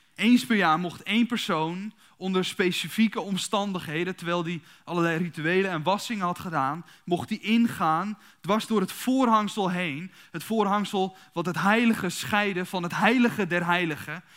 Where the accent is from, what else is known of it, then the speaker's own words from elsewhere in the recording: Kuinre, Overijssel, Netherlands; also born or lived in Emmeloord; Ik ben, ik ben dus geboren in Emmerloort, opgegroeid in Kuinderen.